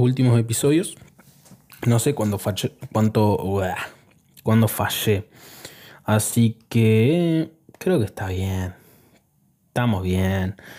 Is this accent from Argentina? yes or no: yes; Argentina; Yo soy argentino